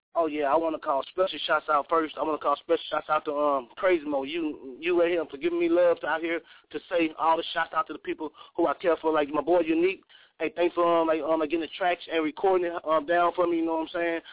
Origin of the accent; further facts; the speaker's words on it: Cleveland, Mississippi, United States; also born or lived in New Orleans, Louisiana; now in Portland, United States; I was born in New Orleans, you know what I'm saying? I was raised in Mississippi, and I live in Portland